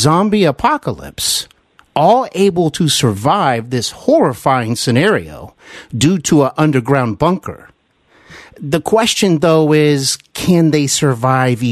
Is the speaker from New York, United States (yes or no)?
no; Cincinnati, Ohio, United States; moved away as an adult; also born or lived in Glendale, California / Burbank, California; I am back here in my hometown of Cincinnati